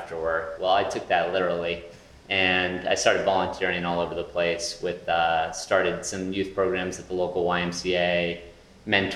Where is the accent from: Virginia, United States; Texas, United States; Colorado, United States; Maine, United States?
Maine, United States; Southwest Harbor; moved away as an adult; also born or lived in Portland, Maine; now in Philadelphia, United States; I grew up in Southwest Harbor, Maine, which is right next to Acadia National Park